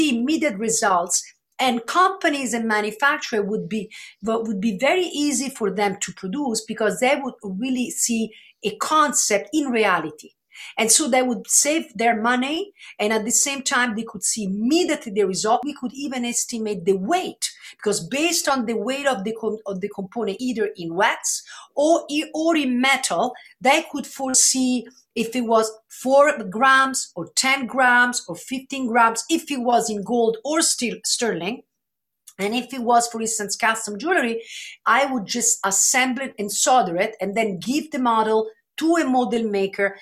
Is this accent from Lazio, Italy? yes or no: yes; Rome, Lazio, Italy; I was born and raised in Rome